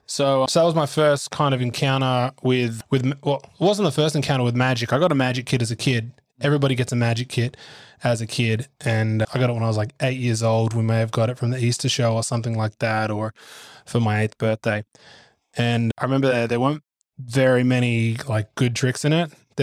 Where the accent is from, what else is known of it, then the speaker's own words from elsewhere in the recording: Gymea Bay, New South Wales, Australia; then I was raised in Gymer Bay in the Sutherland Shire.